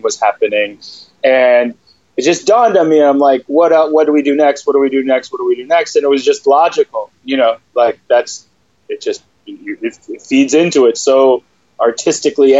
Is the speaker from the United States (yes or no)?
yes; Michigan, United States; Michigan, my home state